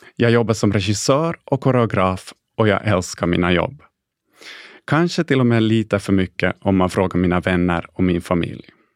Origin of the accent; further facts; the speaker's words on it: Jakobstad, Ostrobothnia, Finland; first language Swedish; moved away as an adult; also born or lived in Stockholm; i lilla Jakobstad där jag föddes och växte upp i en enspråkigt svensk familj.